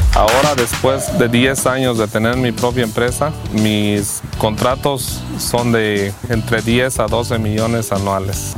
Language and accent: Spanish; Guanajuato, Mexico; also born or lived in Phoenix, Arizona; now in United States; Yo soy de Guanajuato, México.